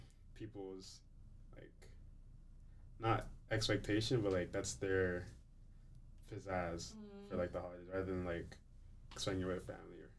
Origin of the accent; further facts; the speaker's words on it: Toronto, Ontario, Canada; I was born in Toronto. I was born here